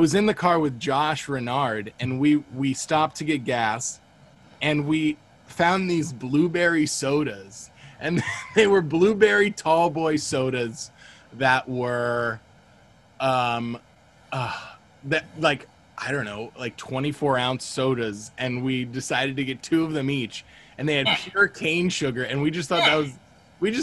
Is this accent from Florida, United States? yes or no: yes; Cape Coral, Fort Myers area, Florida, United States; we're both from the Cape Coral, Fort Myers area